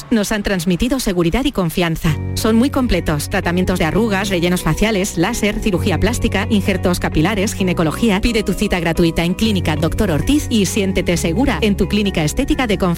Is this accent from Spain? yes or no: yes; Córdoba, Andalusia, Spain; Yo soy cordobesa. Bueno, soy cordobesa